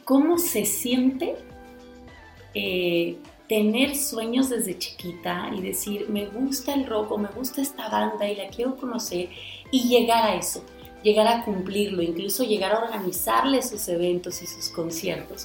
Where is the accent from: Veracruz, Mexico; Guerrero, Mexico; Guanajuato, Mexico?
Guanajuato, Mexico; de donde yo soy, que es de Guanajuato